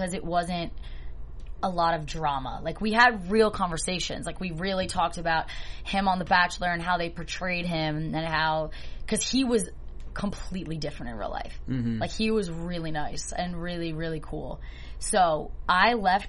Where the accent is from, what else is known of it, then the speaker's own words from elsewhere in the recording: New Jersey, United States; I'm from New Jersey